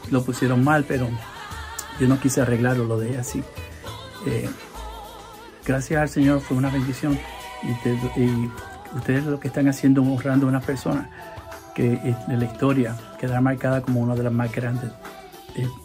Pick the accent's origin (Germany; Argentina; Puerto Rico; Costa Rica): Puerto Rico; porque sabe que yo soy puertorriqueño y la salsa.